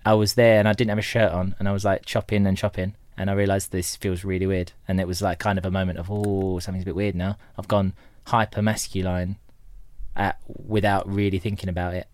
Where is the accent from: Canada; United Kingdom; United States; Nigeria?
United Kingdom; Tilbury, East of England; also born or lived in Horndon on the Hill / Orsett / Stanford-le-Hope / Corringham; I spent a lot of my formative years in Tilbury, the Dock town.